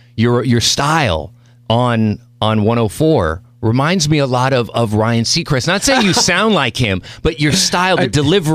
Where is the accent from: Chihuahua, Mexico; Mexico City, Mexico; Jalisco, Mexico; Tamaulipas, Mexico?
Mexico City, Mexico; born there; I was born in Mexico City.